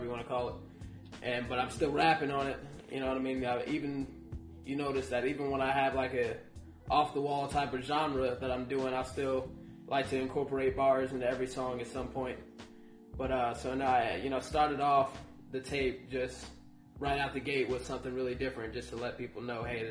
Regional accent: Fredericksburg, Virginia, United States; also born or lived in Charlotte, North Carolina; now in Radford, United States; I'm originally from Charlotte, North Carolina. And I live mostly, grew up mostly in Fredericksburg, Virginia.

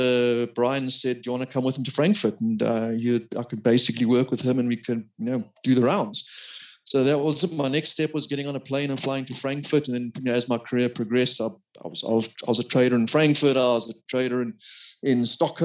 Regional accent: Durban, KwaZulu-Natal, South Africa; now in Johannesburg, South Africa; I was born in Durban

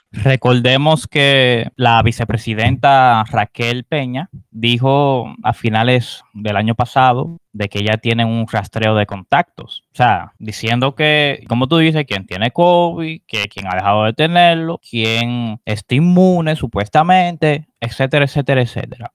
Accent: Dominican Republic; nuestra identidad como dominicanos

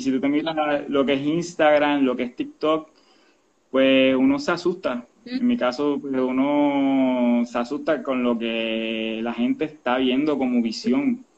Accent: Quebradillas, Puerto Rico; soy natural de Quebradilla, soy pirata

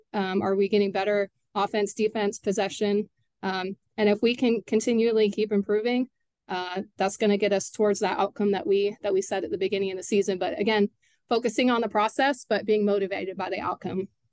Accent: Katy, Texas, United States; I actually graduated high school from Cinca Ranch

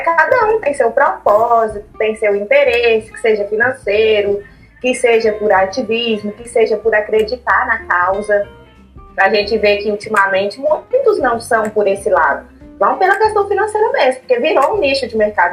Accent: Montes Claros, Minas Gerais, Brazil; moved away as an adult; now in Belo Horizonte, Brazil; eu sou de Montes Claros, me mudei para BH no final de 2018

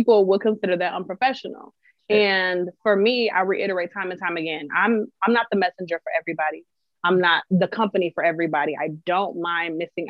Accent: Minneapolis, Minnesota, United States; I'm from Minneapolis.

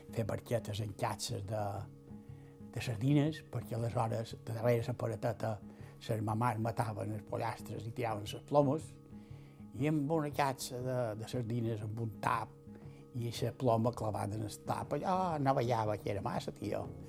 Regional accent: Palma, Balearic Islands, Spain; moved away as an adult; now in S'Arenal, Spain; Vaig néixer a Palma.

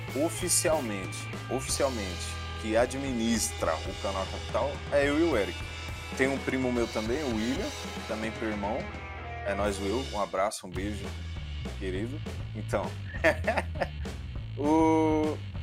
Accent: São Paulo, Brazil; eu sempre fui aqui de São Paulo. Então um pedaço da infância a gente cresceu junto

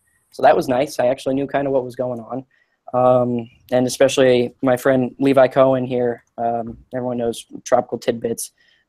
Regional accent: Fort Lauderdale, Florida, United States; I'm from Fort Lauderdale, so just north of Miami, down in South Florida. So it was hurricanes are in my blood.

